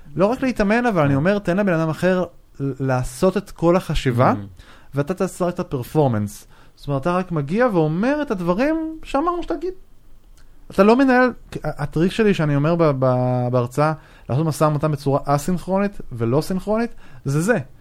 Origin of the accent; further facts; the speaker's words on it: Israel; אנחנו כישראלים